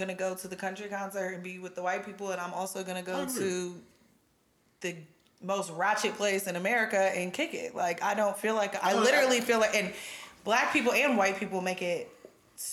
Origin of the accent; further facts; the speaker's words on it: Heath, Ohio, United States; also born or lived in Croton; I grew up in Heath and Croton and all out there